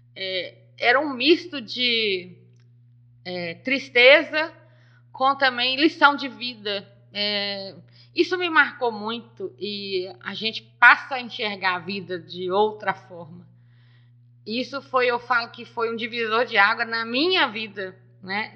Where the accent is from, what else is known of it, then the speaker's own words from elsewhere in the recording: Nova Era, Minas Gerais, Brazil; eu sou de Nova Era, filho de Silvim da Rua Nova